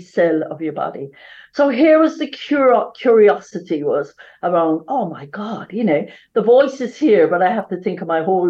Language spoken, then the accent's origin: English; West Cork, Munster, Ireland; accent: Irish; moved away as an adult; I come from a small town in Ireland, as you can hear my accent, I'm Irish.